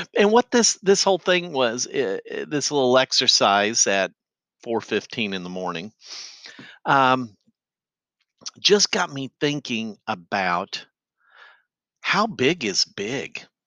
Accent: Effingham, Illinois, United States; my hometown of Effingham

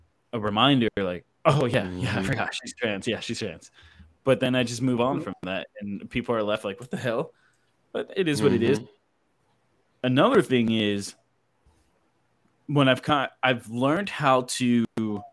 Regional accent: Philadelphia, Pennsylvania, United States; now in Texas, United States; I'm from Philadelphia. All my family's up there. Everybody that I know and grew up with in Texas, in Philadelphia, is everybody lives up there

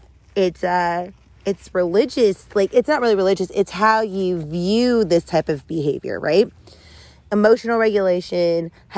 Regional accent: the South, United States; I grew up in the South

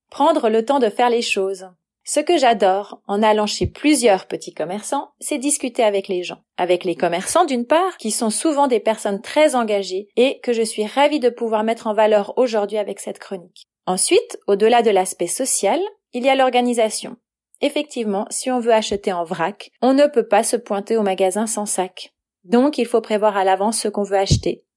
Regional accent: Valais, Switzerland; also born or lived in Nyon region; now in Nyon, Switzerland; J'ai grandi en Valais et je vis actuellement dans la région de Nyon.

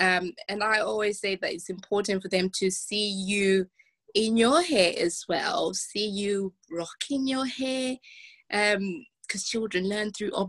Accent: Zimbabwe; I grew up in Zimbabwe. We only had one TV channel.

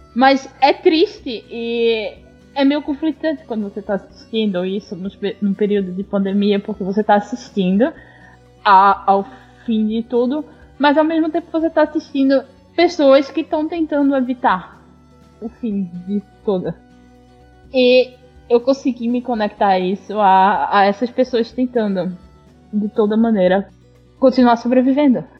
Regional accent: Northeast Region, Brazil; eu sou nordestina

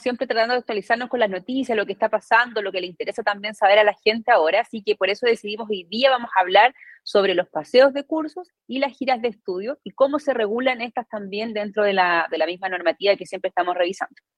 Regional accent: Arica, Arica y Parinacota, Chile; yo estudié en Arica, soy, soy, del norte, soy de Arica

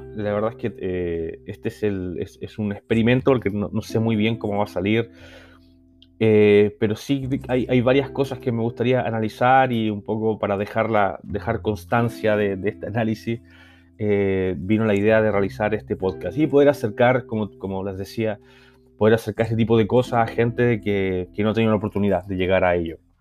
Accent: Chile; now in Barcelona, Spain; yo soy chileno y vivo en, Barcelona.

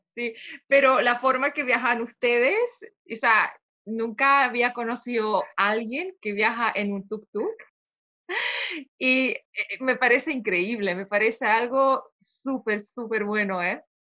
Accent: Poland; moved away as an adult; also born or lived in Chile; exploradora de Polonia

